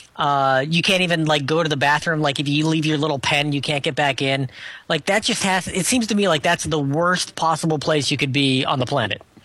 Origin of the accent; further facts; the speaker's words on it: Scotland, United Kingdom; being Scottish